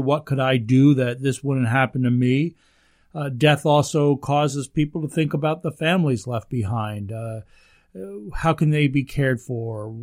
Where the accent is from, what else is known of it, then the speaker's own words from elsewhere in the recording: United States; we're American